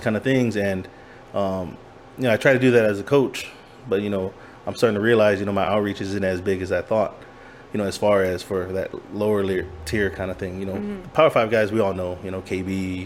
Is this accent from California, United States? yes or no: yes; California, United States; moved away; also born or lived in Virginia / Hawaii; I grew up in California.